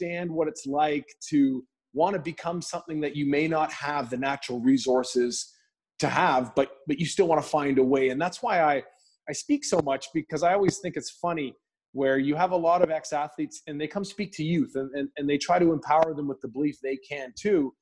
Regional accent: just outside of Vancouver, British Columbia, Canada; I'm born and raised just outside of Vancouver in Canada

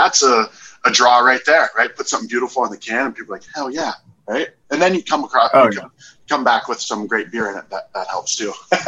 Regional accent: Ohio, United States; now in Arizona, United States; I'm from Ohio, and when I moved here, I'm like, I'm not going to go anywhere else.

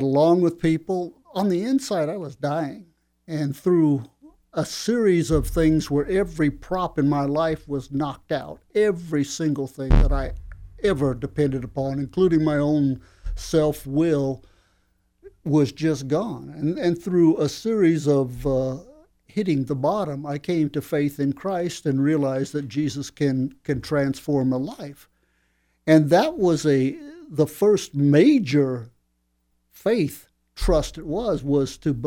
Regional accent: Phoenix, Arizona, United States; I transferred in Phoenix, where I grew up in Arizona.

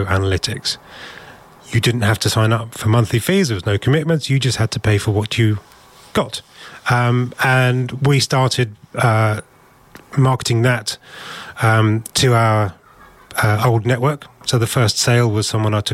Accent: United Kingdom; we're British

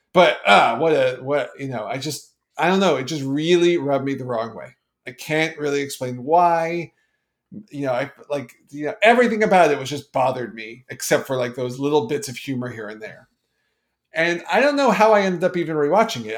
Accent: Canada; being Canadian

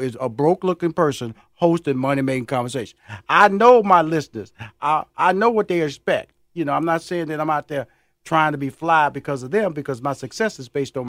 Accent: Houston, Texas, United States; My hometown.

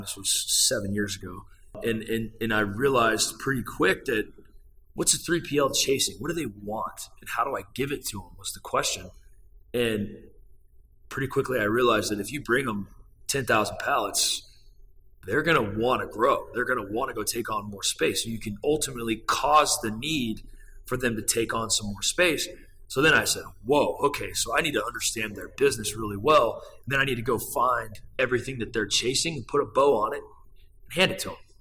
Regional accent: Brownfield, Texas, United States; now in Dallas, United States; I grew up on a farm out in Brownfield, Texas

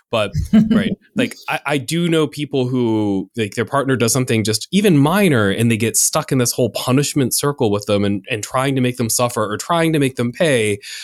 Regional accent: United States; I'm in America and I grew up in the United States

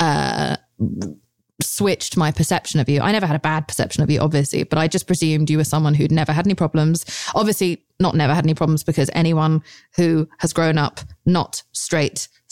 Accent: United Kingdom; I'm British

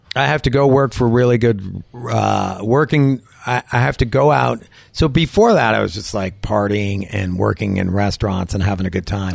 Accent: Wilton, Connecticut, United States; moved away as an adult; also born or lived in Westport, Connecticut; now in New Hampshire, United States; I'm from Westport, Wilton, Connecticut. Okay. I went to Wilton High School, Wilton Warriors.

